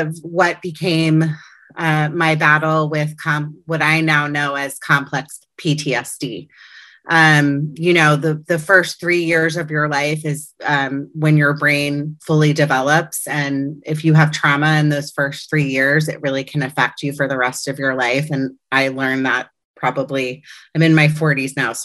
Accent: Potomac, Maryland, United States; now in Los Angeles, United States; I grew up in Potomac, Maryland on the East Coast. I'm now an Angeleno and living in Los Angeles for the past 20 years

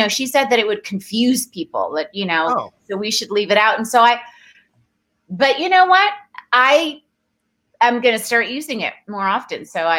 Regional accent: Dar es Salaam, Tanzania; born there; I was born in Tanzania, in Dar es Salaam. My mom is Tanzanian, and that's where all of my family on my mom's side still live and have for forever.

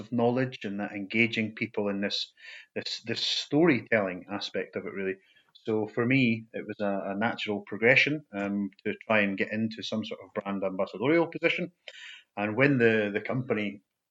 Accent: Falkirk, Scotland, United Kingdom; I was born and brought up in Falkirk in central Scotland

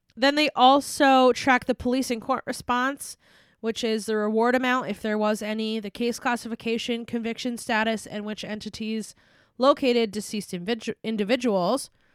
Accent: United States; we are from the United States

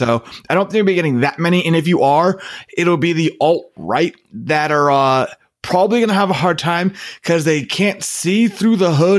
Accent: California, United States; particularly myself as a Californian

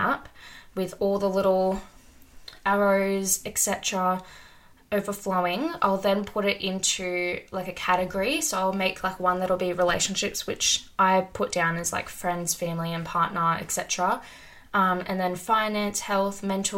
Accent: Sydney, New South Wales, Australia; moved away; also born or lived in small country town; I'm currently living in a small country town, but I'm originally from Sydney, Australia.

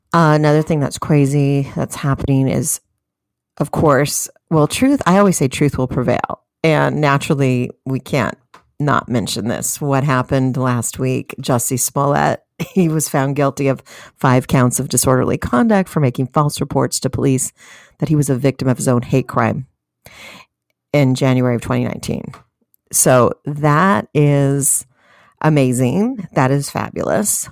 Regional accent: United States; know your rights as an American citizen.

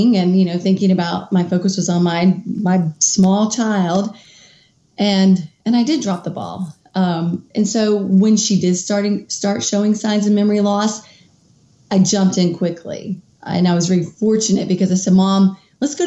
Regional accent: Kentucky, United States; moved away as an adult; also born or lived in Washington, D.C.; moved back to my home state of Kentucky

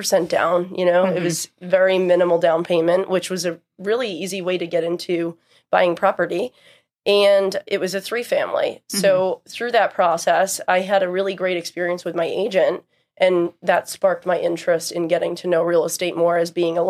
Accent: Raynham, Massachusetts, United States; also born or lived in Cambridge, Massachusetts; I grew up in Rainham, Massachusetts, which is generally known. People know it for the flea market or the dog track

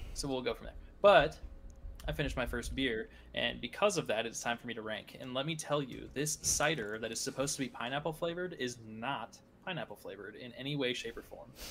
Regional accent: United States; us people in the States

